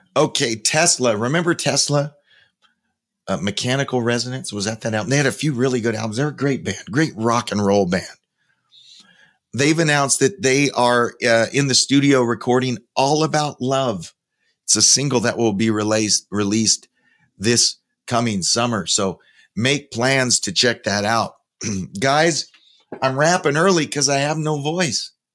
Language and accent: English; Spokane, Washington, United States; my hometown, Spokane, Washington